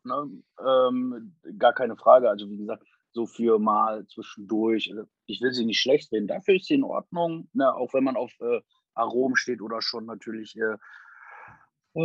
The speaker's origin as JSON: {"language": "German", "town": "Essen", "region": "North Rhine-Westphalia", "country": "Germany", "tie": "born or raised there", "moved": "as an adult", "lives_now": "Wilhelmshaven, Germany", "said": "In Essen, ich bin in Essen groß geworden"}